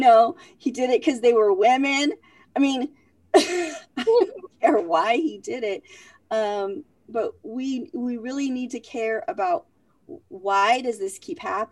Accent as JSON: {"language": "English", "country": "Vietnam", "tie": "born or raised there", "said": "I was born in Vietnam during the Vietnam War."}